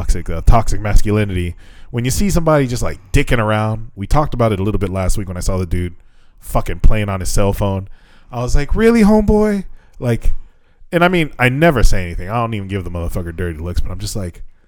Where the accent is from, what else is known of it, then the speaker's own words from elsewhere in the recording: United States; now in Japan; from America